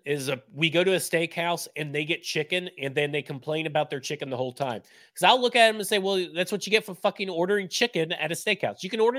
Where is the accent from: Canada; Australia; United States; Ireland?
United States; Florence, Alabama; I've known it growing up in Florence, Alabama.